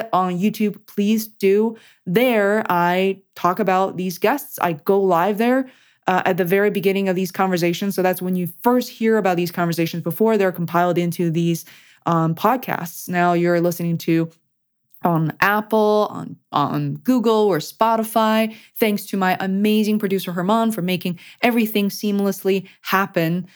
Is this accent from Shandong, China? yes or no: no; Beijing, China; moved away; I am an immigrant, you know, I come from Beijing, China originally